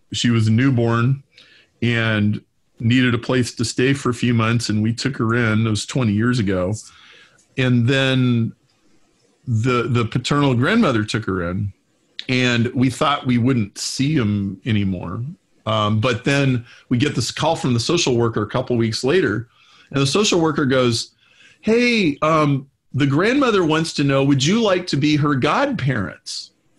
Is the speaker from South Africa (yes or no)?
no; Lincoln, Nebraska, United States; moved away as an adult; now in Chicago, United States; to Chicago from Lincoln, Nebraska, when I was 23, and I'm 50 now.